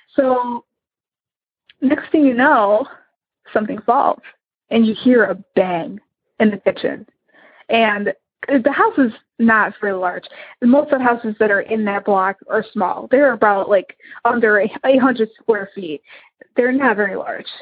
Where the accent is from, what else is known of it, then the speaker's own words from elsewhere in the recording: Illinois, United States; I am from Illinois